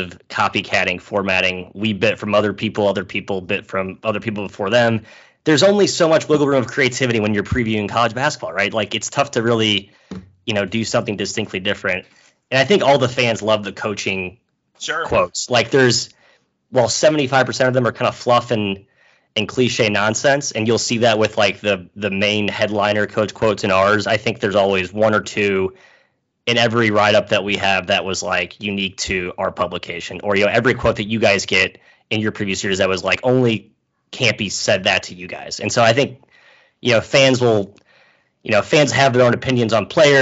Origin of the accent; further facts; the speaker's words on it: St. Louis, Missouri, United States; I'm from St. Louis